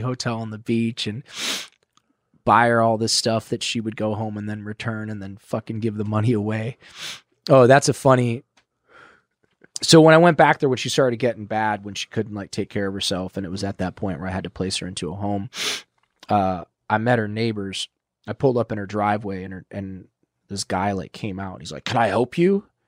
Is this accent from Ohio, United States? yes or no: yes; Ohio, United States; moved away; I'm from Ohio